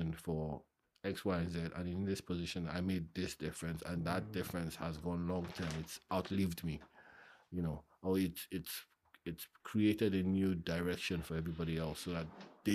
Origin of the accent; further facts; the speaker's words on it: Ikorodu, Lagos, Nigeria; now in United Kingdom; I grew up in Ikorodu